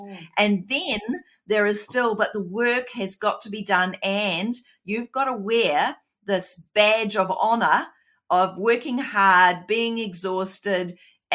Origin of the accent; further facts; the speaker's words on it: New Zealand; accent: Kiwi; my Kiwi accent's gone a bit more deep